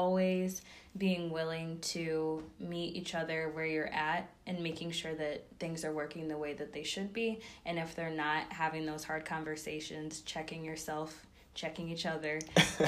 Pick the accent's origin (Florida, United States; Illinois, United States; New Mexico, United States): Illinois, United States; Rock Island; I'm from the Quad Cities, so I'm a proud Quad citizen. Rock Island Rocks 2015.